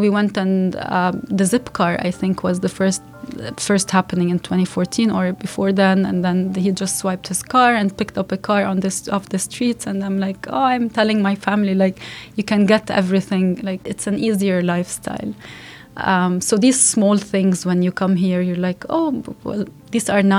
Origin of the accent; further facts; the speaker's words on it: Lebanon; English is a second language; moved away as an adult; I'm from Lebanon